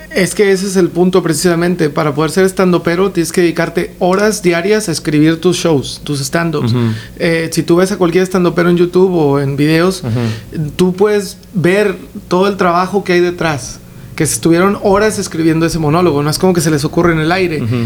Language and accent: Spanish; Mexico; los tres somos mexicanos